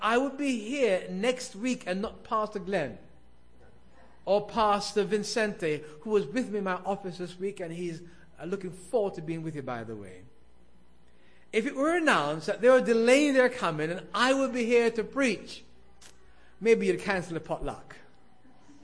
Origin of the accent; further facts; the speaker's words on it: London, United Kingdom; moved away; I was a boy growing up in South London, England